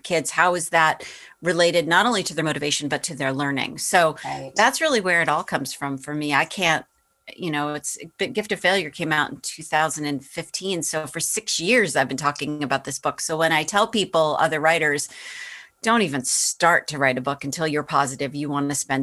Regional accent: Boston, Massachusetts, United States; that was my hometown paper

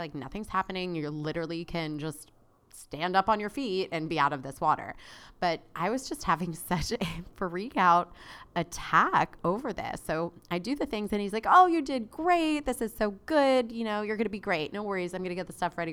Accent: South Florida, United States; I grew up in South Florida.

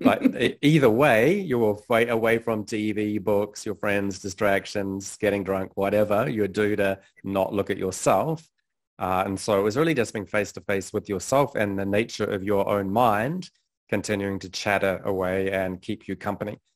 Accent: New Zealand; moved away as an adult; also born or lived in London; I was born in New Zealand, had a pretty conventional upbringing

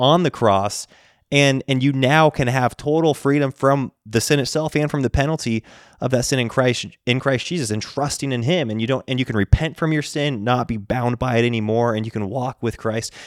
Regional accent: the West, United States; we grew up in the West

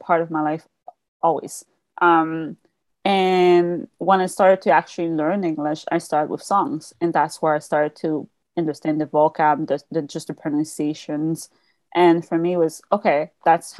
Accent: Quebec, Canada; English is a second language; I'm from the Quebec side of Canada. So we speak French. The main language is French here

